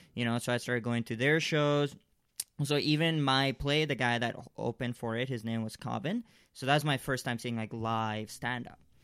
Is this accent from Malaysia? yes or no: yes; Malaysia; I grew up in Malaysia.